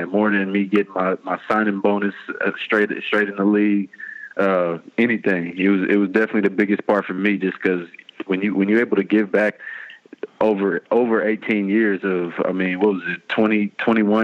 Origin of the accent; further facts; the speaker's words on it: East Palo Alto, California, United States; I'm from East Palo Alto